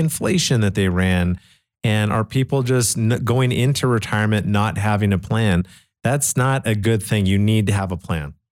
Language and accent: English; Canada; I grew up in Canada back in nineteen eighty-seven